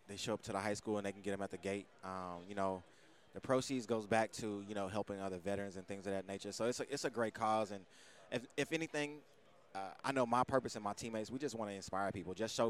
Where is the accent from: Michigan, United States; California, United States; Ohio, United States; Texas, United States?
Texas, United States; Dallas; moved away; I'm originally from Dallas, Texas.